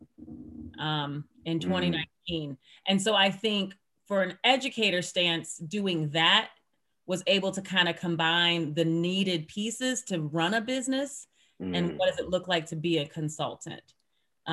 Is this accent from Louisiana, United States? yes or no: no; Lorain, Ohio, United States; moved away as an adult; also born or lived in Utah; now in Salt Lake City, United States; I grew up in Lorain, Ohio